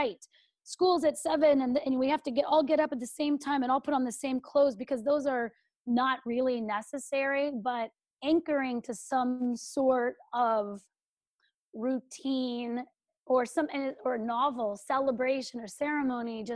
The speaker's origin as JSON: {"language": "English", "region": "California", "country": "United States", "tie": "born or raised there", "said": "I'm from California, where houses fell down"}